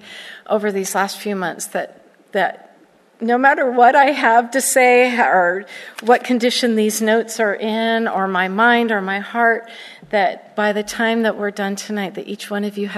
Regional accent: Southern California, United States; moved away as an adult; also born or lived in Florida; I grew up in Southern California, and I'm a Cali girl through and through, and I lost my mind and moved to Florida for over 25 years

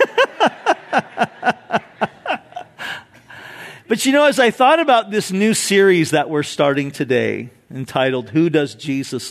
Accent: Orange County, California, United States; I grew up in Orange County, so I'm very familiar with the area up there

